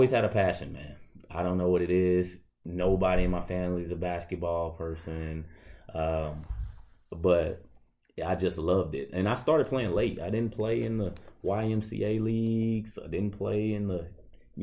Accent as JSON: {"language": "English", "region": "Louisiana", "country": "United States", "moved": "as an adult", "lives_now": "York, Nebraska, United States", "said": "I'm coming from Louisiana, which is a diverse state, diverse town even"}